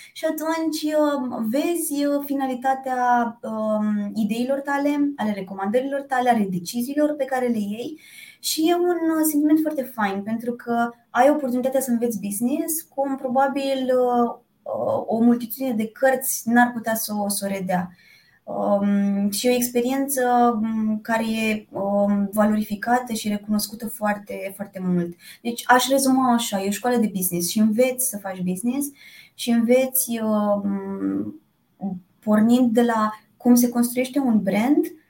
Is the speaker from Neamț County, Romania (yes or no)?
yes; Piatra Neamț, Neamț County, Romania; now in Bucharest, Romania; am 36 de ani, vin din Piatra Neamț, deci eu uh, ca uh, am căutat visul american la București